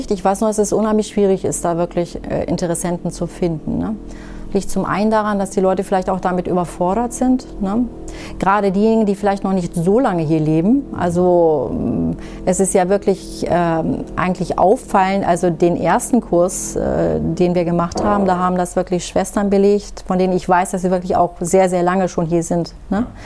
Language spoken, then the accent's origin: German; Syria; now in Germany; sie ja anders als ich hier geboren sind, mhm. ne, {S255} mhm. {S0} kann ich denen ja nicht erzählen, ja, wir kommen aus Syrien. In Syrien ist ja. das so.